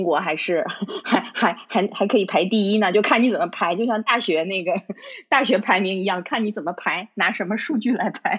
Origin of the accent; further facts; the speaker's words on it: China; now in United Kingdom; 比如说，就像你我他，我们其实是中国人，我们在中国长大的。